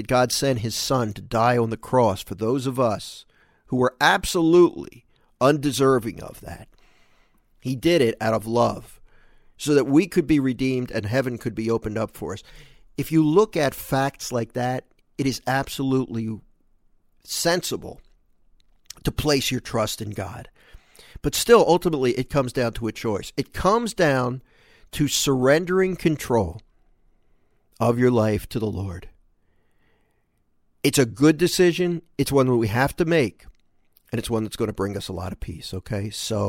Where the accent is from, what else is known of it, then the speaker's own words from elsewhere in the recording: Philadelphia, Pennsylvania, United States; I grew up in Philadelphia, and we had, you don't see them as much anymore.